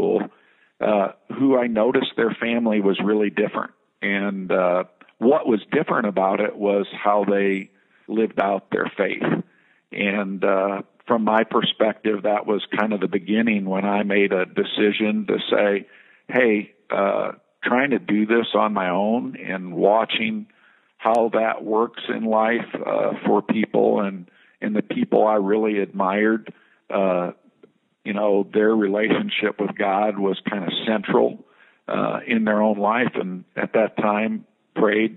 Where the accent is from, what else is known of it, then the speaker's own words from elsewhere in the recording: Midwest, United States; growing up in the Midwest